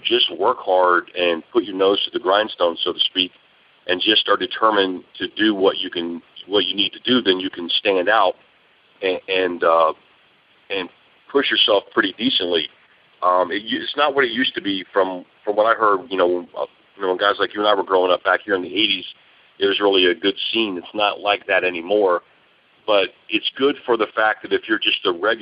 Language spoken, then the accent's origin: English; Atlanta, Georgia, United States; moved away as an adult; now in Los Angeles, United States; we're from Atlanta